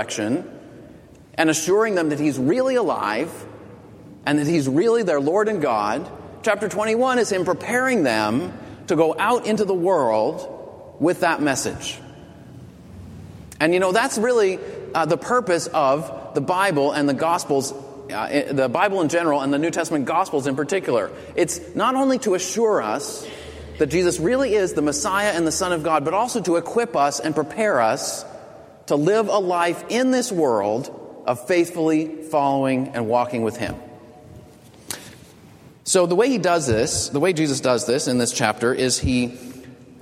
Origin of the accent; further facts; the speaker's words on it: Boston, Massachusetts, United States; I'm from Boston